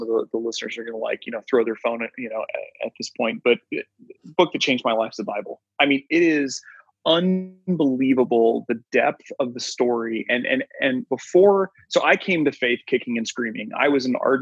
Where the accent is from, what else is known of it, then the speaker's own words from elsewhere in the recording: Kansas City, Missouri, United States; I grew up with on the Kansas City side.